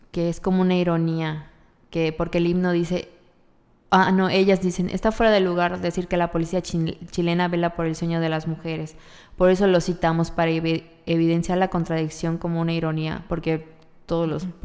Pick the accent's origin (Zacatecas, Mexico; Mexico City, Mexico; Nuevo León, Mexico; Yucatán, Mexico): Yucatán, Mexico; las yucatecas no hacemos eso